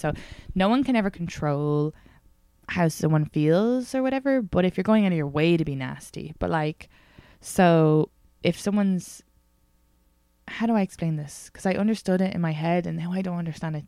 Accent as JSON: {"language": "English", "country": "Ireland", "moved": "yes", "said": "because I'm Irish"}